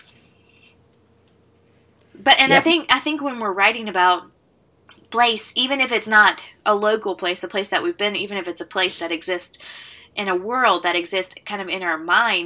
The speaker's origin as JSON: {"language": "English", "region": "East Coast", "country": "United States", "said": "I'm from the East Coast"}